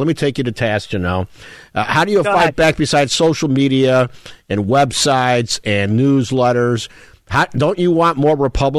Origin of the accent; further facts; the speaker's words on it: DuPage County, Illinois, United States; I'm from DuPage